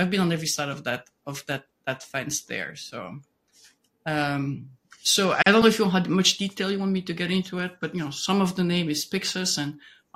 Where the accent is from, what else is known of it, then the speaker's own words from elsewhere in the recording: Belgium; moved away; I'm originally from Belgium